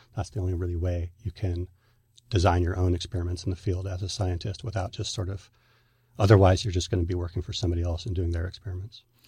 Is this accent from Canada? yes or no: no; Northern California, United States; I was raised in Northern California